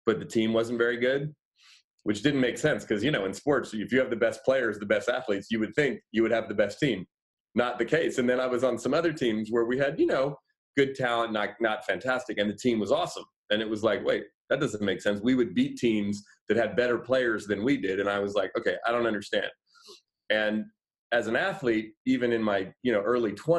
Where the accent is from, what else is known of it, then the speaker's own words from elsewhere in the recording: Oakland, California, United States; I live here in the Bay Area. I grew up in Oakland